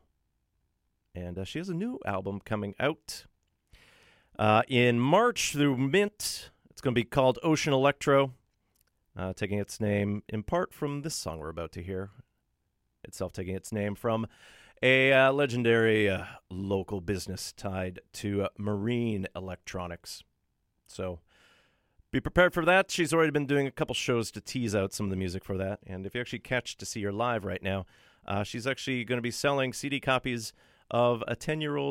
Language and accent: English; Thunder Bay, Ontario, Canada; also born or lived in North Karelia, Finland; now in Vancouver, Canada; my hometown of Thunder Bay, Ontario